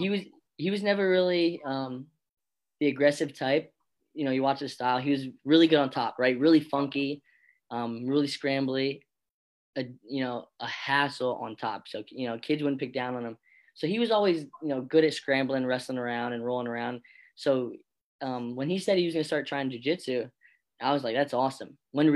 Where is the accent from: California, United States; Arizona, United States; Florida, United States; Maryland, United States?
Florida, United States; born there; I was born in Florida as well.